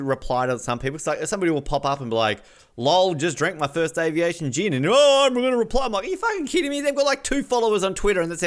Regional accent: Australia

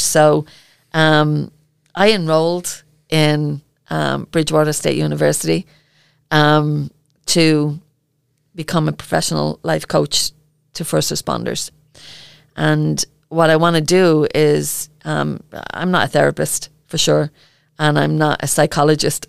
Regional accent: Ireland; accent: Irish; my Irish accent

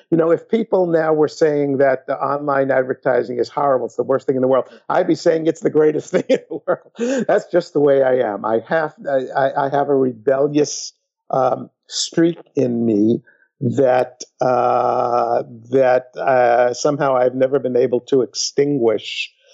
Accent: New York City, New York, United States; I was brought up in New York City

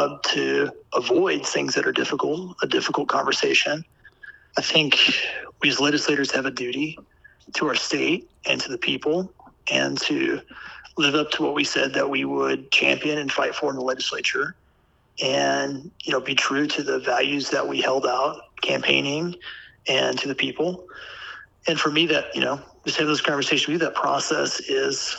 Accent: Pulaski County, Missouri, United States; also born or lived in Rolla, Missouri; I grew up in Pulaski County. I was born in Rolla, went to Dixon High School

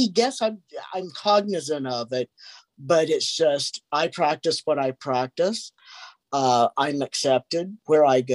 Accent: Kentucky, United States; moved away; I came from Kentucky, a small little town back

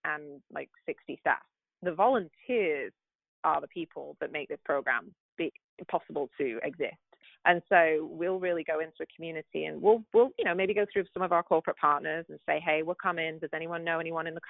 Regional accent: the north of England, United Kingdom; now in United States; I'm from England. Yep. the north, so I don't speak the Queen's English

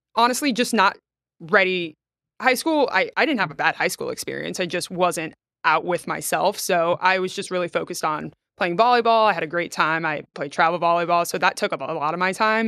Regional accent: Trinity, Florida, United States; also born or lived in Valdosta, Georgia; I grew up in Trinity, Florida, which, if people don't know, is about 15, 20 minutes north of Clearwater.

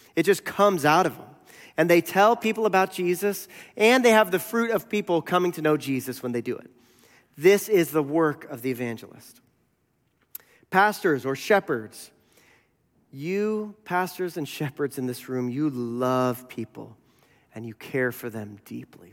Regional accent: United States; I'm American

